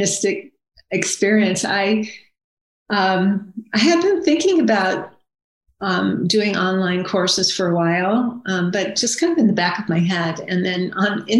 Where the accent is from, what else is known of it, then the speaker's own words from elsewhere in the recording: Akron, Ohio, United States; I grew up in Akron, Ohio, in suburbia.